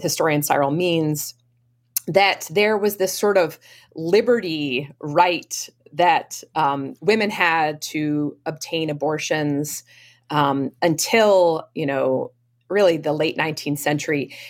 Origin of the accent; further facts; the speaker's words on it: Maine, United States; now in Boston area, United States; I grew up um, in a, uh, a family in Maine, outside of um, uh, the Camden Rockport area in Maine.